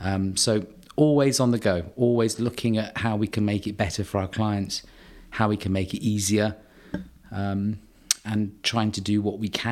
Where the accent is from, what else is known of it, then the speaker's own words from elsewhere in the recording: Guernsey; I'm a Guernsey boy. I was born in Guernsey, grew up in Guernsey. I have a very sort of clear understanding of how an island mentality works.